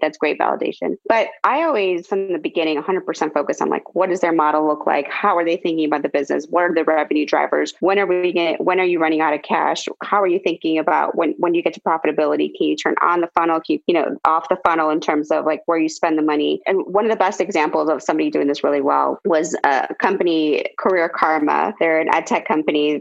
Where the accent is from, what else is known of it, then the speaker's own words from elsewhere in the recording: Midwest, United States; me growing up in the Midwest